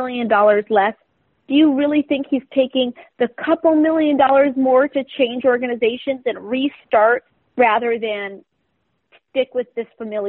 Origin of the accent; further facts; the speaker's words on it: New England, United States; I grew up in New England.